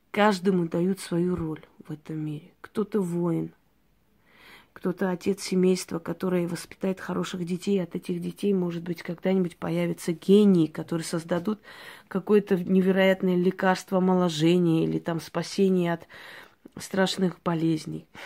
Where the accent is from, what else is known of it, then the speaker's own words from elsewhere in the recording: Georgia; я девочка, которая родилась в Грузии, в селении, очень красивом месте, курортном, можно сказать. Э, училась там в национальной школе, мечтала совершенно об иной жизни.